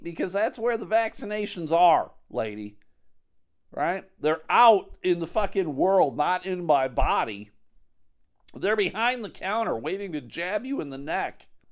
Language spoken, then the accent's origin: English; Buffalo, New York, United States; now in Grand Rapids, United States; I'm from Buffalo originally.